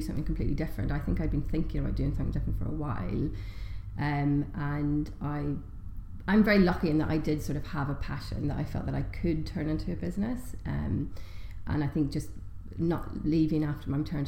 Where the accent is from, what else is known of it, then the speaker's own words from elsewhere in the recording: Omagh, Northern Ireland, United Kingdom; also born or lived in Walthamstow, London; now in London, United Kingdom; I was born in Omagh, Northern Ireland. I now live in Walthamstow, London